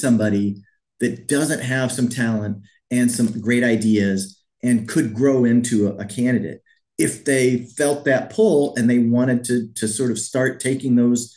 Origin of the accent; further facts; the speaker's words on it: Missouri, United States; moved away as an adult; also born or lived in Wisconsin; I grew up here in Missouri, and you know, five generations of my family came from Missouri